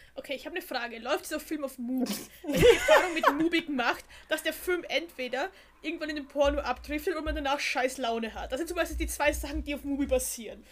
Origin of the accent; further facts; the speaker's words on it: Austria; bei uns in Österreich